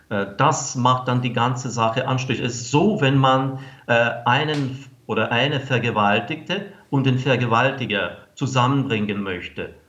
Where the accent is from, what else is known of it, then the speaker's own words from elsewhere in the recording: Ukraine; Und wir als Ukrainer finden das zum Beispiel irgendwie ungerecht, wenn das alles äh, nun äh, und früher als russische, als große russische Kultur bezeichnet wird.